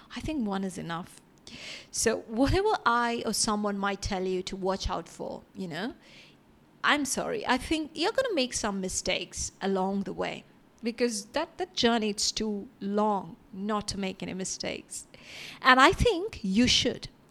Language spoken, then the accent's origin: English; India; moved away; growing up in India